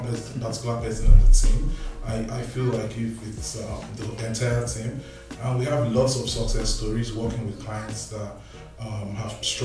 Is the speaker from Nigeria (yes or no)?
yes; Nigeria; moved away as an adult; also born or lived in Winnipeg, Canada; now in Winkler, Canada; I'm originally from Nigeria. I've lived in Manitoba for 3.5 years